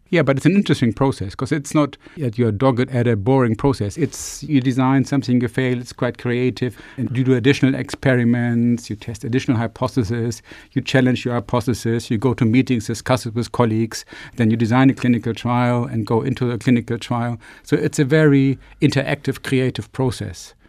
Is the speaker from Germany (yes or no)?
yes; Germany; moved away as an adult; also born or lived in Glasgow / United States; now in Plymouth, United Kingdom; I'm from Germany originally, so I came over actually probably sixteen years ago